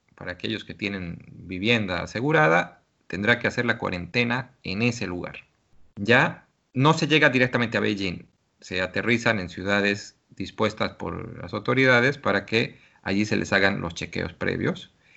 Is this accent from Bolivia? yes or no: yes; Bolivia; now in China